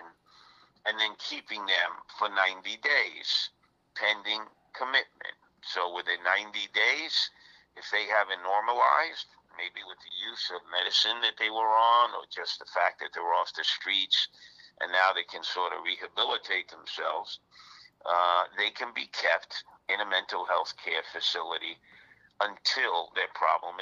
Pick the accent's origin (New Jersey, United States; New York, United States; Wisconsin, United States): New York, United States; New York City; As a New Yorker